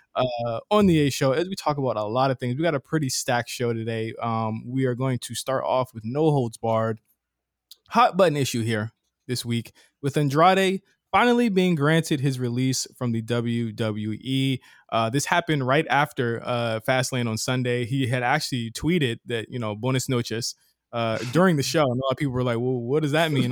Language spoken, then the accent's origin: English; Virginia, United States; I'm from, uh, Virginia